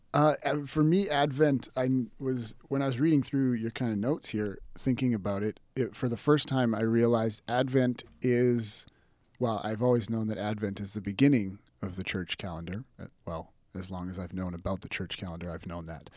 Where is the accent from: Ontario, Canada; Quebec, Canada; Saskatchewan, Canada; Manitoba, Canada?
Saskatchewan, Canada; North Battleford; moved away as an adult; also born or lived in Revelstoke, British Columbia / Calgary, Alberta / Pittsburgh; now in Lethbridge, Canada; I was born in Revelstoke, B C, and grew up mostly in Saskatchewan, in North Battleford